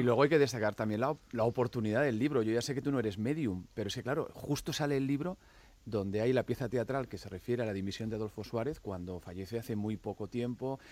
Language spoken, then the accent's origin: Spanish; Barcelona, Catalonia, Spain; yo soy de Barcelona